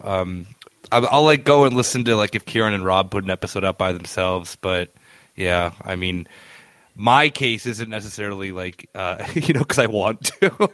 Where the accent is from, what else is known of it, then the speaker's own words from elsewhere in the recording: Arizona, United States; now in Berlin, Germany; I'm from Arizona